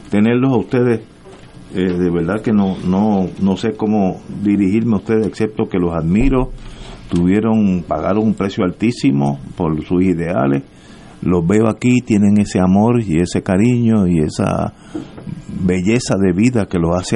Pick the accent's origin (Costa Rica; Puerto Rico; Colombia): Puerto Rico; los puertorriqueños somos todos puertorriqueños.